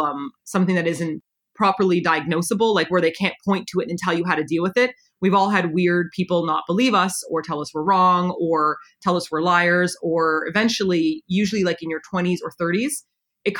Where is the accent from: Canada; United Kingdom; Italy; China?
Canada; moved away as an adult; also born or lived in South Korea; Simon is my husband and we were both born in Canada